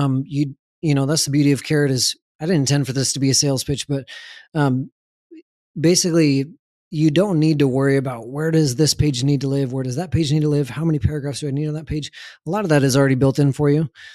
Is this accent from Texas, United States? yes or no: yes; San Antonio, Texas, United States; I grew up in San Antonio